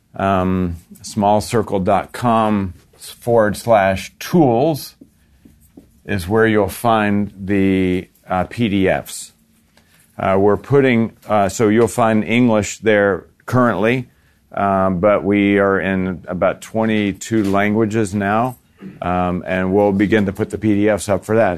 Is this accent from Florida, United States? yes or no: yes; Florida, United States; I'm from Florida